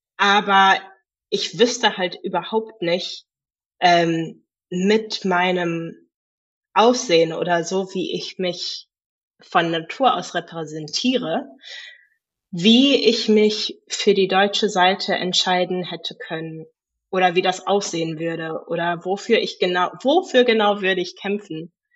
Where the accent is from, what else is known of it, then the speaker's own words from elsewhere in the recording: Cape Town, Western Cape, South Africa; moved away as an adult; now in Germany; Kapstadt selber ist sehr, ich meine, ja, Südafrika ist auch sehr divers. Ähm, aber ich bin dort in der, ja, Mittelklasse aufgewachsen